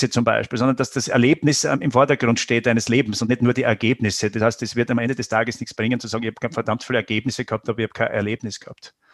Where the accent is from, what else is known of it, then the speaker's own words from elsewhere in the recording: Styria, Austria; ich persönlich weder noch, aber ich würde sagen, äh, als Steirer schon ein Wein.